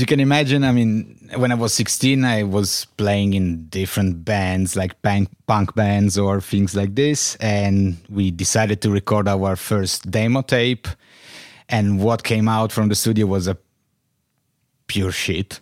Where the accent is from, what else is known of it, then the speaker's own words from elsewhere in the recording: Turin, Piedmont, Italy; English is a second language; moved away as an adult; also born or lived in Berlin; I was born in Turin uh, in 77, ah. 1977. And yes, I grew up here